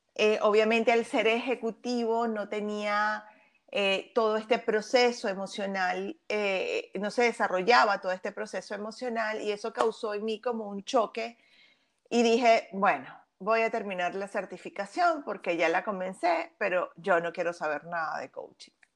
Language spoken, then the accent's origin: Spanish; Venezuela; soy venezolana de nacimiento